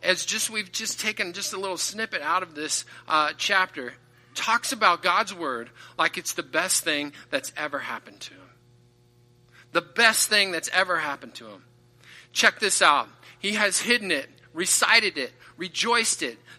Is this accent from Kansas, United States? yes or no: yes; southeast Kansas, United States; moved away; my hometown is in southeast Kansas